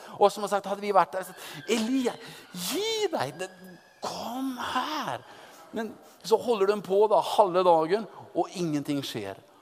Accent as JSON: {"language": "Norwegian", "town": "Oppdal", "region": "Trøndelag", "country": "Norway", "moved": "as an adult", "lives_now": "Moscow, Russia", "said": "kom jeg da fra, fra Oppdal i, i Sør-Trøndelag"}